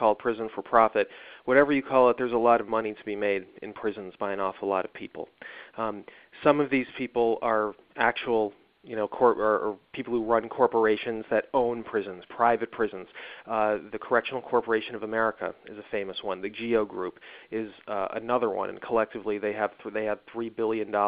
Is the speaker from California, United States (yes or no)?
no; Evanston, Illinois, United States; moved away; my hometown of Evanston